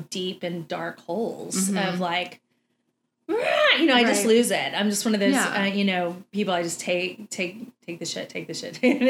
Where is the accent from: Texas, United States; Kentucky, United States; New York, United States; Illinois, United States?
Texas, United States; we're the biggest meat eaters you've ever met.